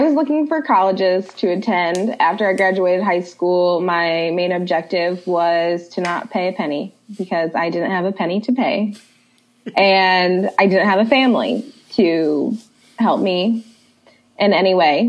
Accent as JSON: {"language": "English", "region": "Ohio", "country": "United States", "said": "I'm originally from Ohio"}